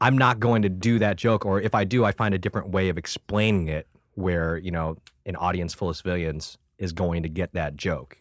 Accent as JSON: {"language": "English", "town": "Buffalo", "region": "New York", "country": "United States", "tie": "born or raised there", "also_born_or_lived": "Vietnam / Thailand", "said": "I'm an Asian dude from Buffalo, New York"}